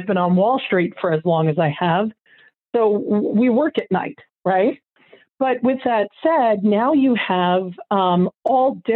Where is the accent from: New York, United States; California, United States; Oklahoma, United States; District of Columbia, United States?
New York, United States; I grew up in New York